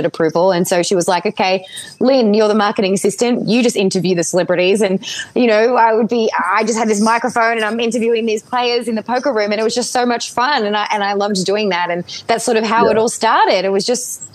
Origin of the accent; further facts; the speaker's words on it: Melbourne, Victoria, Australia; moved away; also born or lived in Ireland; I grew up in Melbourne, Australia